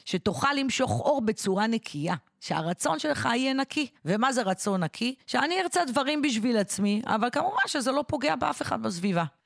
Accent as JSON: {"language": "Hebrew", "country": "Israel", "tie": "born or raised there", "said": "נולדתי במדינת ישראל"}